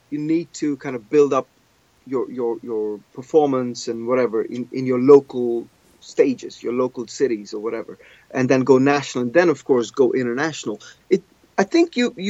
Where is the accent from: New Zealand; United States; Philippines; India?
India; Goa; moved away as an adult; now in England; I grew up in Goa